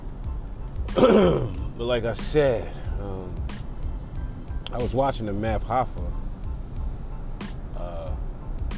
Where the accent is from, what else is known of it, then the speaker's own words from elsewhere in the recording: New York City, New York, United States; moved away; Currently driving back from my hometown, Staten Island, New York.